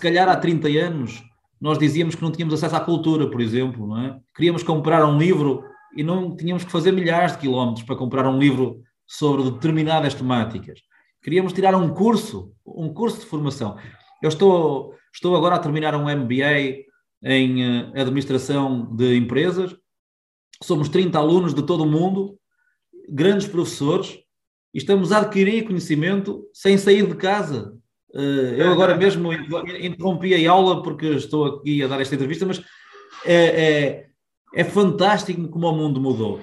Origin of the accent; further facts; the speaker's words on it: Poiares, Norte, Portugal; also born or lived in Porto / Lisbon; a minha aldeia, Poiares